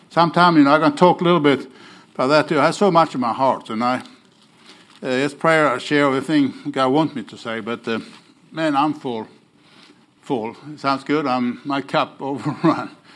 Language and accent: English; Sweden; accent: Oklahoma; English is a second language; now in Oklahoma City, United States; I want you to get used to my Oklahoma accent. You, I'm from Bowdoin Baptist. Everybody know about Bowdoin Baptist Church in Oklahoma City. So I'm in Okie. But I'm not an Okie from Muskogee. I told somebody here. I'm an Okie from Sweden.